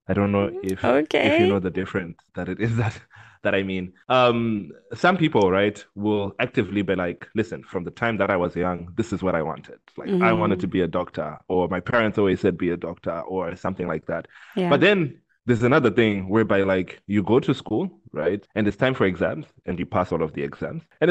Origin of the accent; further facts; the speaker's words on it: Zimbabwe; I grew up in Zimbabwe